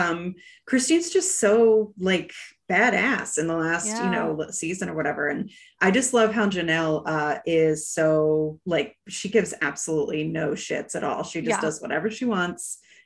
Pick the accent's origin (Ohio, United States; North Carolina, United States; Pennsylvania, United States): North Carolina, United States; outside of Charlotte; We live now, and we lived when we were growing up outside of Charlotte.